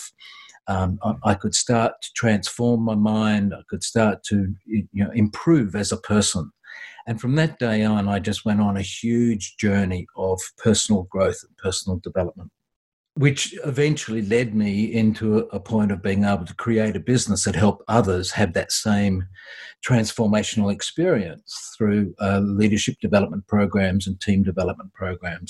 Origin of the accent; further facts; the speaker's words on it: Australia; I'm an Aussie